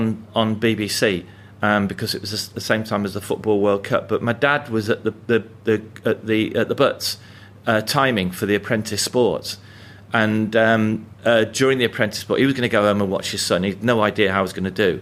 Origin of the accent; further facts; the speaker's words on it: Coventry, West Midlands, United Kingdom; it's a different city to the one I grew up